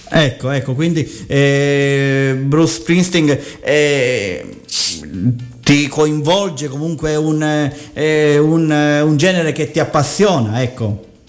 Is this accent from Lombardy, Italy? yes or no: no; Sicily, Italy; dalle nostre parti in Sicilia